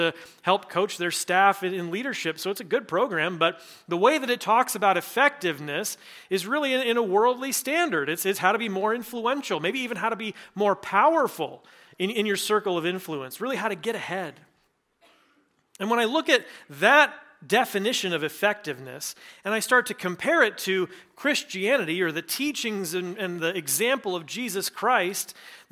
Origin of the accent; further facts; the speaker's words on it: Nebraska, United States; now in Iowa, United States; I grew up in Nebraska